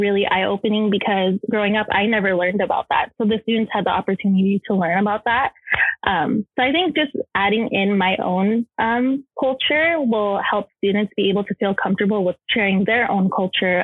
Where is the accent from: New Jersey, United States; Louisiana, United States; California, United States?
California, United States; Los Angeles; also born or lived in San Francisco; I transferred to Cal State LA to move back home